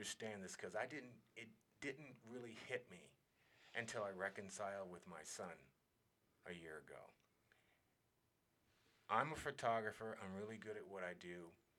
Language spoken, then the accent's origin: English; Alaska, United States; So I came from Alaska with a magazine cover on Alaska Magazine.